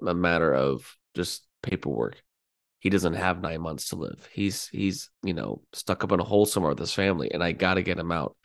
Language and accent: English; United States; as an American